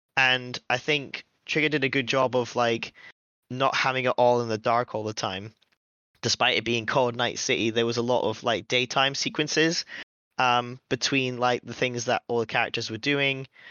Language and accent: English; United Kingdom; we're British